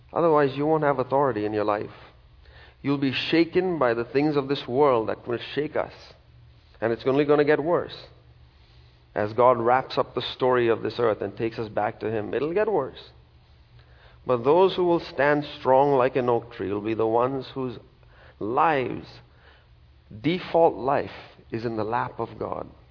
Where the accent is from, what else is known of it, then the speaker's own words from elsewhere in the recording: India; now in United States; I'm from a country in India